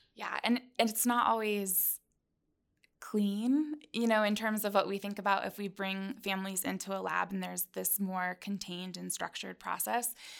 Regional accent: Tri-Cities, Washington, United States; moved away as an adult; also born or lived in Albany, New York; I'm from the Pacific Northwest in an area called the Tri-Cities in Washington State

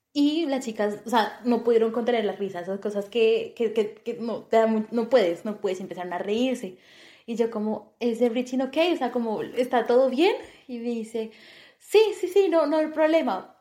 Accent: Bogotá, Colombia; moved away as an adult; also born or lived in Turkey; now in Malta; yo soy colombiana, eh, nací en una hermosa, hermosa ciudad llamada Bogotá

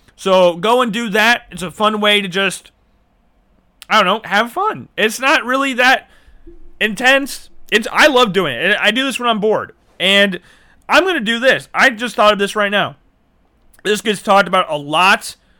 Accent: Iowa, United States; I grew up in Iowa.

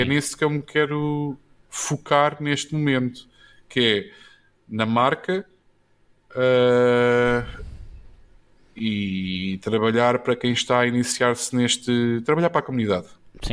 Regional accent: Odivelas, Lisbon, Portugal; also born or lived in Luanda, Angola; Eu sou de Adivelas

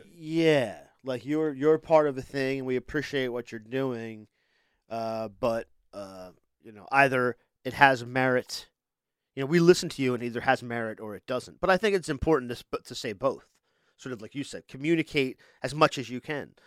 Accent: Delaware, United States; we're from here, so it's like, we're from Delaware

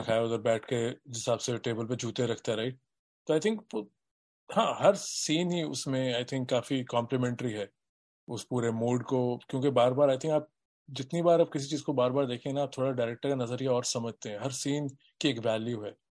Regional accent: Delhi, India; मैं दिल्ली में बड़ा हुआ हूँ

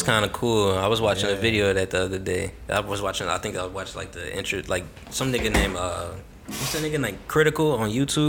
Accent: Louisiana, United States; we from Louisiana.

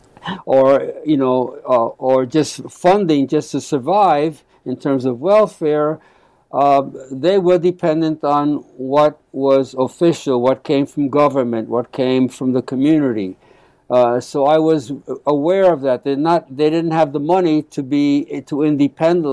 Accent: New York City, New York, United States; first language Spanish; English is a second language; also born or lived in South Bronx; I basically grew up in Black Harlem

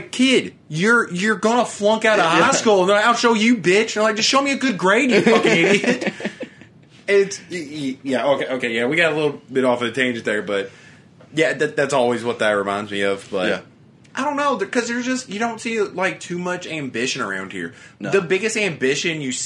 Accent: Shepherdsville, Kentucky, United States

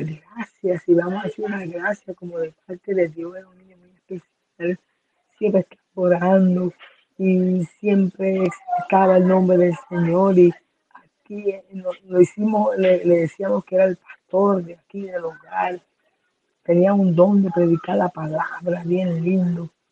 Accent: Puerto Rico; moved away as an adult; now in Haiti; soy de Puerto Rico y dirijo el hogar Betel

